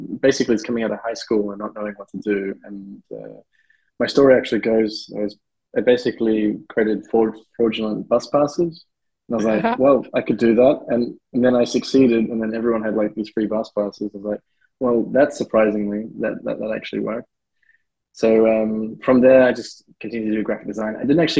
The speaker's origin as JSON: {"language": "English", "country": "South Africa", "moved": "yes", "said": "Basically, I'm South African and I've moved to a fair few countries"}